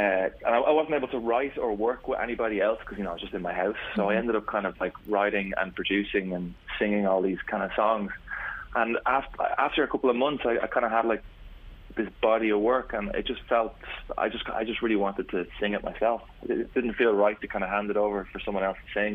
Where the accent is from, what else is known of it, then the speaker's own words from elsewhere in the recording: Swords, Leinster, Ireland; We're from Swords.